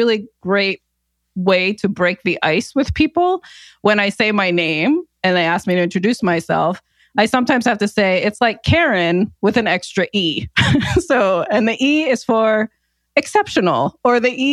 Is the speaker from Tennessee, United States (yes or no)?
no; New Jersey, United States; also born or lived in New York; I was born in Jersey and grew up in Jersey and New York.